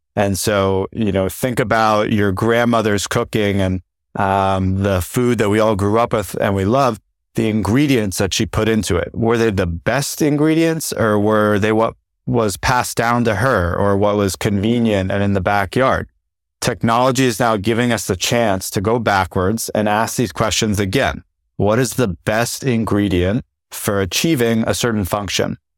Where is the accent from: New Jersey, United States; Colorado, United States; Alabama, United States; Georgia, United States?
New Jersey, United States; I grew up in New Jersey